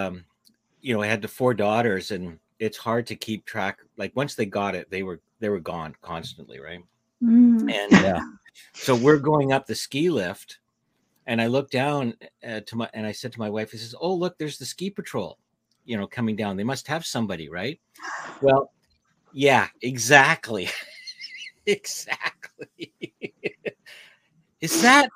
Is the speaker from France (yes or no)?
no; Canada; accent: Canadian; I'm from Canada, eh